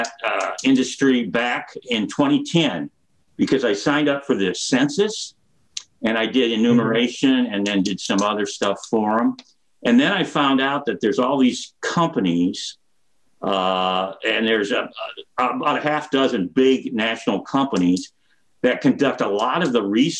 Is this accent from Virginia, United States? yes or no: no; Fort Dodge, Iowa, United States; also born or lived in North Carolina; now in Iowa City, United States; I grew up in Fort Dodge